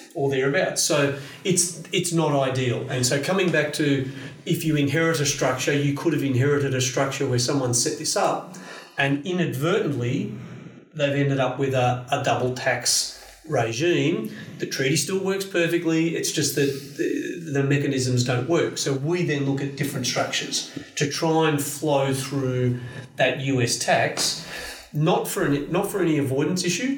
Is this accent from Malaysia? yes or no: no; Australia; I'm not a US citizen, I'm just an Australian citizen, tax resident. I don't even step foot over there.